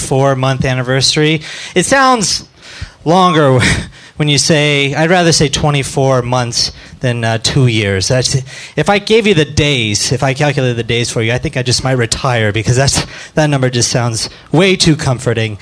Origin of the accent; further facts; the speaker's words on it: Phoenix, Arizona, United States; now in Chicago, United States; I started in Chicago, but I'm from Phoenix